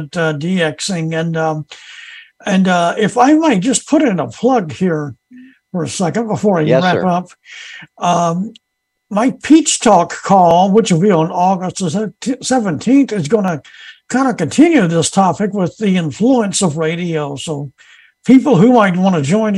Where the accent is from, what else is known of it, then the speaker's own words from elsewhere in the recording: Albany, Georgia, United States; now in Atlanta, United States; I'm originally from Albany, Georgia